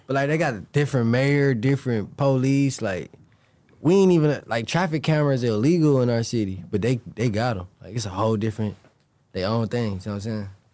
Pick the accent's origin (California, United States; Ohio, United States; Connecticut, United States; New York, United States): Ohio, United States; Cleveland; I'm from Cleveland, Ohio